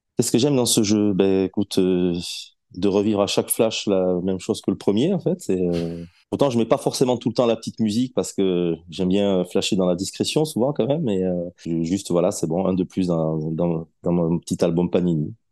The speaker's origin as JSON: {"language": "French", "region": "south-west France", "country": "France", "moved": "yes", "said": "je suis originaire du Sud-Ouest"}